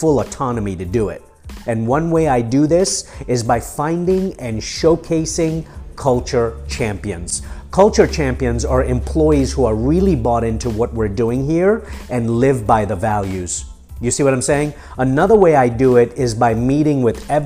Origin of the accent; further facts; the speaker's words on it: Nairobi, Kenya; also born or lived in Mombasa, Kenya / London, United Kingdom; now in United States; I was born in Mombasa, I was raised in Nairobi in East Africa, and I came here as an immigrant from the streets of London when I was 18